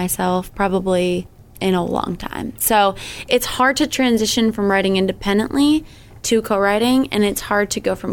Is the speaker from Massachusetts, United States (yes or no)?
yes; Sandwich, Massachusetts, United States; moved away as an adult; now in Nashville, United States; I have been living in Nashville for the past 5 years, but I grew up in Sandwich, so I'm from Cape Cod.